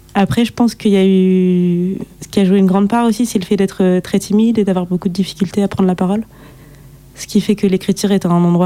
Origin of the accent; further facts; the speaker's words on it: Guadeloupe; je suis guadeloupéenne